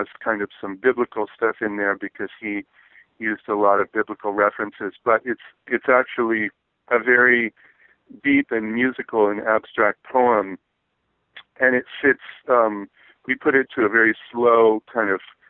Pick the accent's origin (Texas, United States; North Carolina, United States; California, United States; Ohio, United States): California, United States; Berkeley; I was born and raised in Berkeley and grew up in the 60s